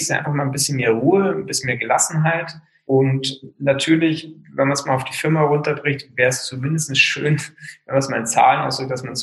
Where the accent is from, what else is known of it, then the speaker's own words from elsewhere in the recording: Wörthsee, Bavaria, Germany; Ich bin am Wörthsee aufgewachsen.